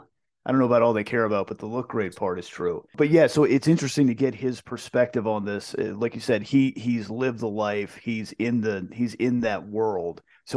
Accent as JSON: {"language": "English", "region": "East Coast", "country": "United States", "tie": "born or raised there", "said": "Even for me growing up on the East Coast, it was still like, yeah, California is the Wild West."}